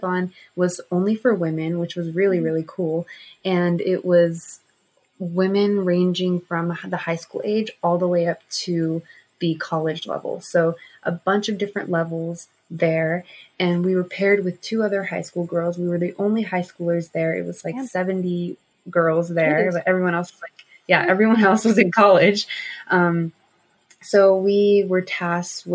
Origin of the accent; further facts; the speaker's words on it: Southern California, United States; growing up in Southern California with a huge traffic problem